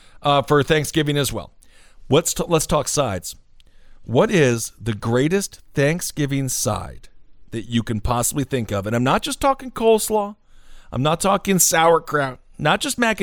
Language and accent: English; Wisconsin, United States; I am from Wisconsin.